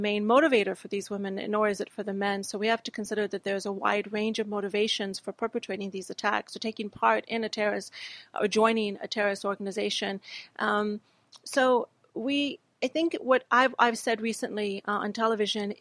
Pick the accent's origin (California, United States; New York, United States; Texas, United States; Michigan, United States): Texas, United States; also born or lived in Pakistan; I grew up in America. I grew up in the southern state of Texas